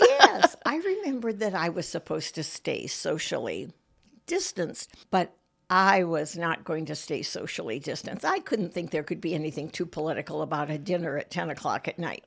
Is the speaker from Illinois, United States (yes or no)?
no; Michigan, United States; moved away as an adult; also born or lived in Managua, Nicaragua; now in Muncie, United States; I grew up in Michigan